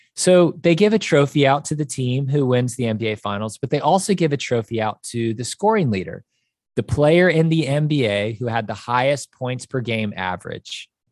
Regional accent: Kansas City, United States; moved away as an adult; also born or lived in Chicago; now in Nashville, United States; I grew up in Kansas City, and that's where I went to high school

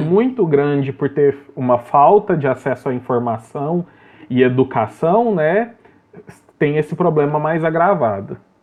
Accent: Brazil

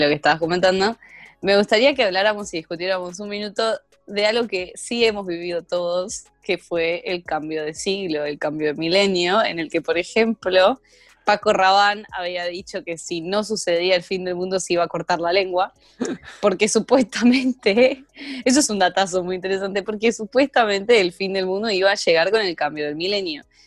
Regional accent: Buenos Aires, Argentina; me tildan de cheta por ser de Capital Federal, yo digo, bueno, pero por lo menos, por lo menos no soy de San Isidro

